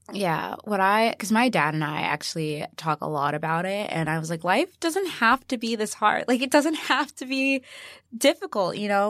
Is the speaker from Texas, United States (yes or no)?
no; Chicago, Illinois, United States; born or raised there